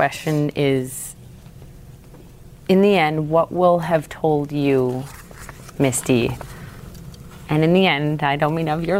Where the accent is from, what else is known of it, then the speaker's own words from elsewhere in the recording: Minnesota, United States; I'm from Minnesota